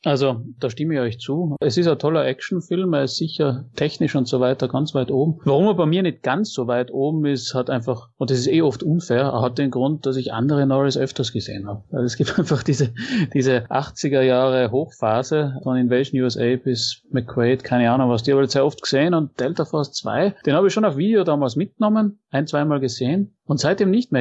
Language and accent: German; Austria; bei uns in Österreich